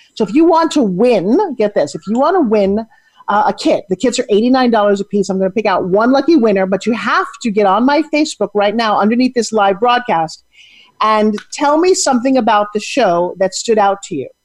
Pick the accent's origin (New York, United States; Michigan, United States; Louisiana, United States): New York, United States; New York City; now in Florida, United States; I grew up in New York City